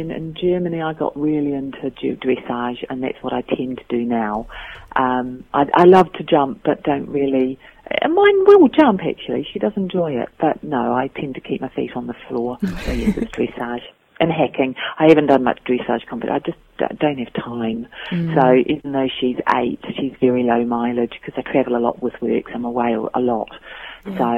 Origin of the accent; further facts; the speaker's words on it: Christchurch, Canterbury, New Zealand; now in United Kingdom; my parents are British, which is why I get to work here. Um, they immigrated in the 50s, and I was born out there with my, one of my brothers was born there